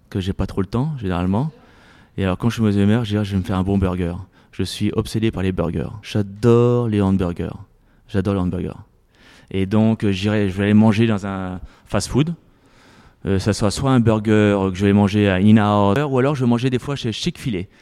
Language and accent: French; Paris, Île-de-France, France; now in United States; Moi j'ai souvenir quand j'étais gamin à Paris, euh, quand j'avais pas trop d'argent, je mangeais souvent dans les parcs euh, un sandwich